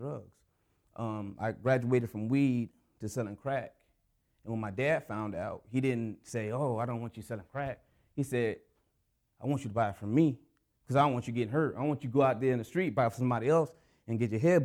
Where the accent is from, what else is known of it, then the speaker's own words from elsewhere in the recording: Anchorage, Alaska, United States; I'm from Anchorage